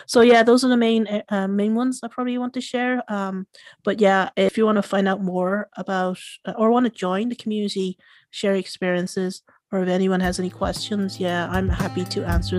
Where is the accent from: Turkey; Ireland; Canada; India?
Ireland; Being Irish, I think I just, being able to go out in a social setting and just having a good laugh in a pub.